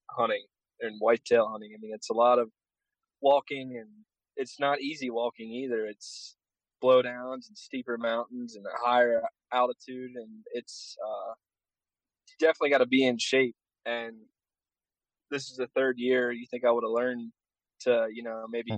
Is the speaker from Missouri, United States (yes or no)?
no; Pennsylvania, United States; I'm actually from back in PA